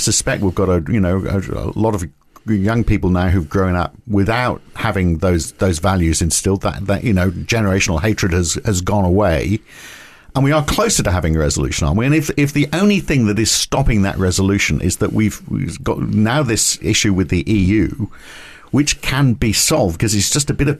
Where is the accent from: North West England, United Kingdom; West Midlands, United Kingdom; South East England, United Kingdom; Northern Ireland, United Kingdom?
North West England, United Kingdom; Liverpool; I grew up in Liverpool.